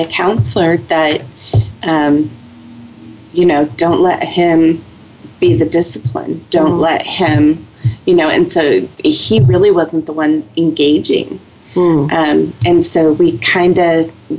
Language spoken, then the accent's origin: English; San Diego, California, United States; moved away as an adult; I was born and raised in San Diego, lived there my entire life